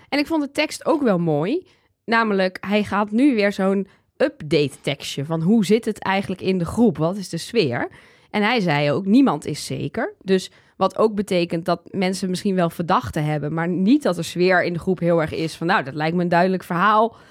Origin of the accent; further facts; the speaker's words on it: Twente, Overijssel, Netherlands; Ik kom uit Twente